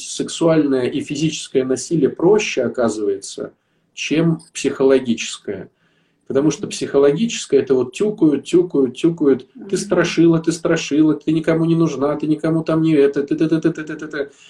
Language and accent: Russian; Saint Petersburg, Russia; я э, из Питера